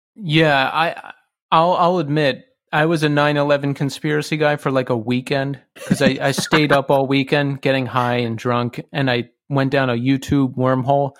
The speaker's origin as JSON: {"language": "English", "area": "Bucks County", "region": "Pennsylvania", "country": "United States", "said": "from Bucks County"}